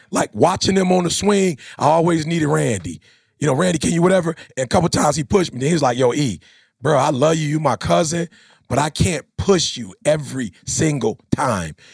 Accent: Chicago, Illinois, United States; I'm from Chicago

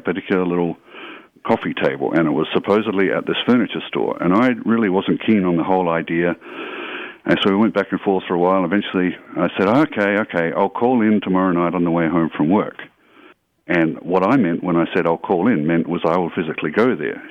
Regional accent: Australia; also born or lived in Canada; now in Fort Worth, United States; I grew up in Australia

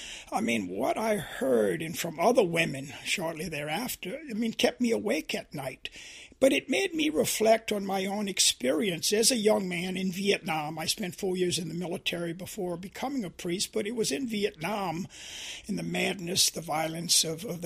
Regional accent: Louisiana, United States; But John, helping me to see this sin of sexism really was growing up in Louisiana and experiencing, you know, the immorality of racism.

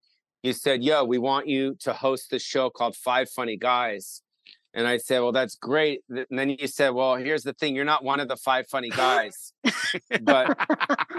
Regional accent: West Hollywood, California, United States; I grew up on the Sunset Strip

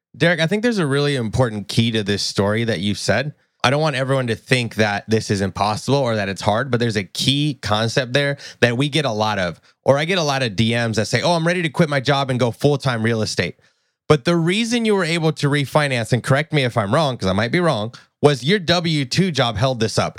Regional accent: Tennessee, United States; I'm from Tennessee

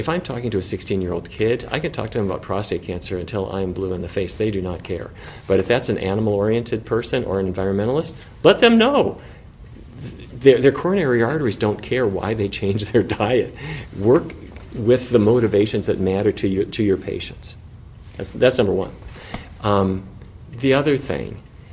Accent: North Dakota, United States; the industry that I grew up with in North Dakota

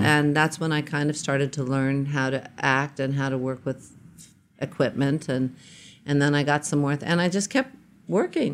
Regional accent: New York, United States; I was born in New York. I spent early, early years in Queens

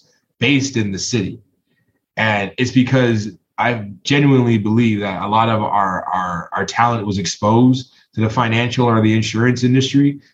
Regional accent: Toronto, Ontario, Canada; I'm from Toronto

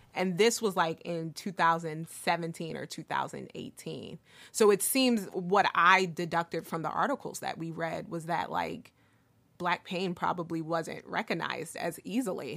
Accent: Philadelphia, Pennsylvania, United States; I grew up in Northern Liberties in the 90s

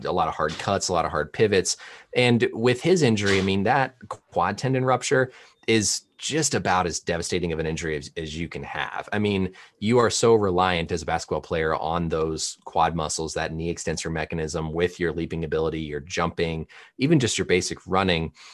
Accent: Indiana, United States; I grew up in Indiana, so I actually grew up a Pacers fan

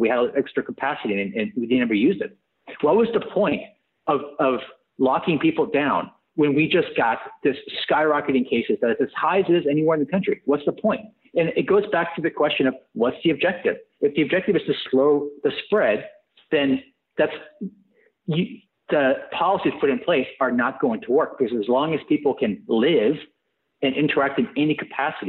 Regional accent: Santa Clara County, California, United States; moved away as an adult; I grew up in Santa Clara County in California. And I packed up and left.

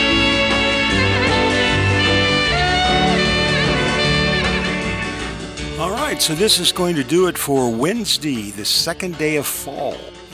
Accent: Long Beach, California, United States; moved away; I'm from Long Beach, California, so I'm out in the L.A. area growing up back in the 50s.

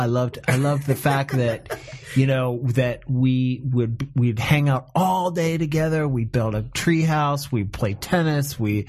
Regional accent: an hour south of Cleveland, Ohio, United States; I come from Ohio.

